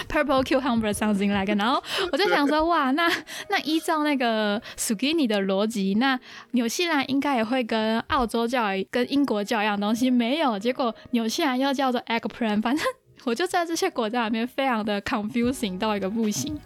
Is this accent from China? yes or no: no; northern Taiwan, Taiwan; 我也是北部人